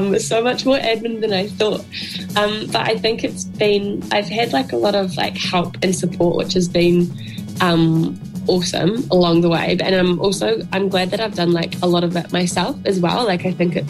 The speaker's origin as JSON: {"language": "English", "town": "Geraldine", "region": "Canterbury", "country": "New Zealand", "tie": "born or raised there", "moved": "as an adult", "said": "I grew up in Geraldine. I spent like the first 18 years of my life there"}